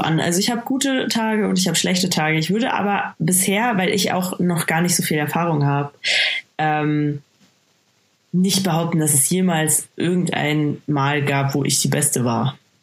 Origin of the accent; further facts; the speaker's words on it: Bavaria, Germany; ich komme aus Bayern, das merkt man.